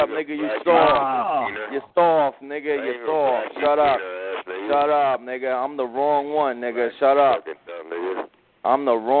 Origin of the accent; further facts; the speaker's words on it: New York, United States; I'm motherfucking New York, nigga. That's me, nigga. Yeah, I'm from New York, nigga, and I'm still out here.